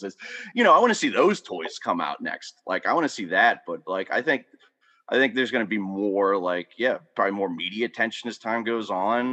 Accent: Pittsburgh, Pennsylvania, United States; moved away as an adult; now in Pottstown, United States; I grew up in Pittsburgh from the south side for most, you know, for till I moved out here almost over a decade ago

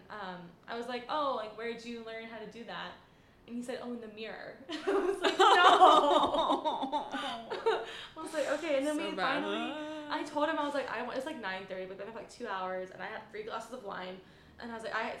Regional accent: North Carolina, United States; now in New York, United States; before I moved to New York because I'm from North Carolina

